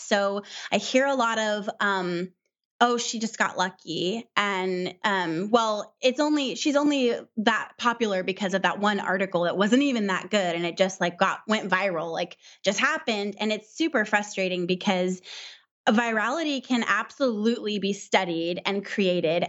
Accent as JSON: {"language": "English", "region": "Southern California", "country": "United States", "also_born_or_lived": "Midwest", "said": "we're from Southern California, so it's really, really expensive here"}